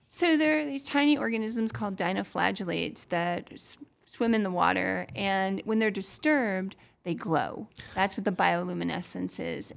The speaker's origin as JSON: {"language": "English", "region": "Massachusetts", "country": "United States", "moved": "yes", "lives_now": "Florida, United States"}